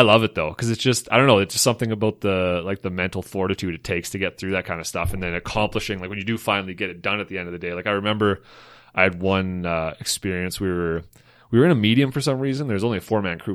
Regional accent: Slave Lake, Alberta, Canada; growing up in Slave Lake

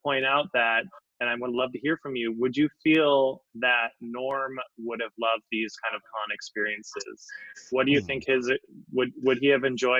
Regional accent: Minnesota, United States; I grew up gay in Minnesota, going to Catholic high school

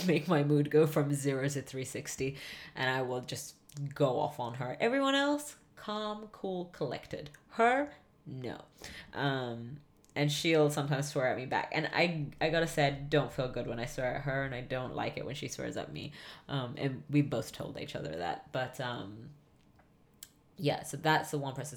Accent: England, United Kingdom; growing up in England

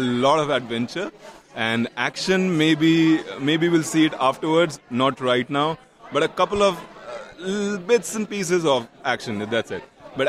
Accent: New Delhi, Delhi, India; also born or lived in Bihar, India; New Delhi, the capital of India, where I was raised and everything

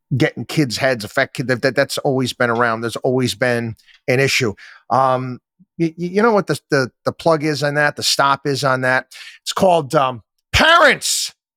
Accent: Louisiana, United States; I was from Louisiana.

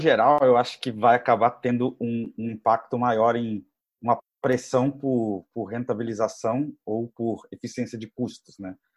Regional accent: Rio de Janeiro, Brazil; also born or lived in Berkeley, United States; sou carioca também, fiz a faculdade no Rio

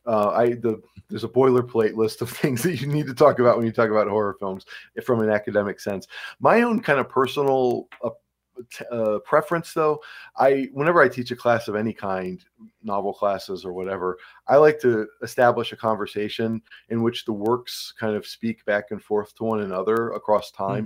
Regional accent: Cleveland, Ohio, United States; moved away as an adult; also born or lived in Georgia / Pennsylvania; now in Cresson, Pennsylvania, United States; I grew up in Cleveland, Ohio

